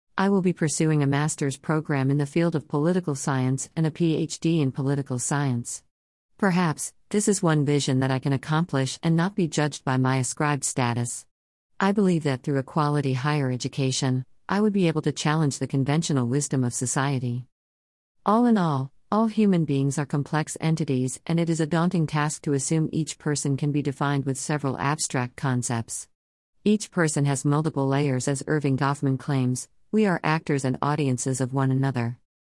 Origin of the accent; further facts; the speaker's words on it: Iran; English is a second language; moved away as an adult; now in Canada; In nineteen seventy, I was born in Iran and witnessed the nineteen seventy-nine revolution in Iran. I experienced eight years of war from nineteen eighty to nineteen eighty-eight between Iran and Iraq